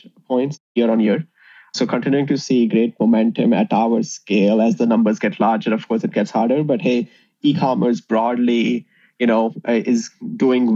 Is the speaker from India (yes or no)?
yes; India; moved away as an adult; also born or lived in Indiana, United States; now in Chicago, United States; me and my co-founder, Divay, we grew up in India. So we came to the US in 2007 to pursue engineering.